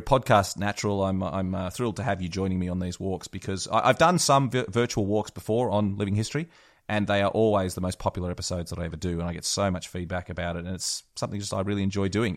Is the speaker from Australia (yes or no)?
yes; Australia; I'm an Aussie